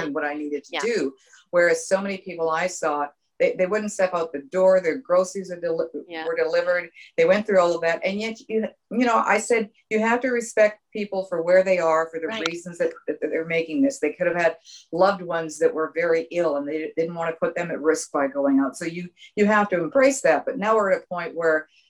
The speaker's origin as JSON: {"language": "English", "town": "Vancouver", "region": "British Columbia", "country": "Canada", "tie": "born or raised there", "moved": "yes", "said": "I was originally raised from Canada, raised in Canada"}